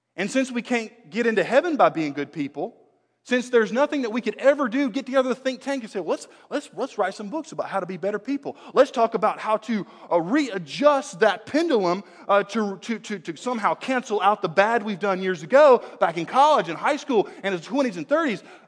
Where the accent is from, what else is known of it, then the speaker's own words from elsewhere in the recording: United States; I'm an American, uh, born and bred here in the U S